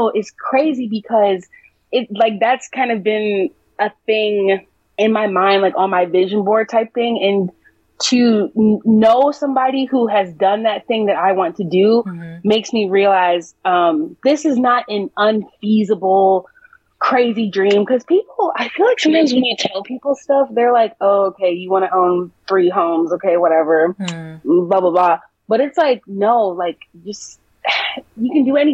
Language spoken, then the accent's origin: English; Midwest, United States; also born or lived in South Africa; now in Los Angeles, United States; I'm from the Midwest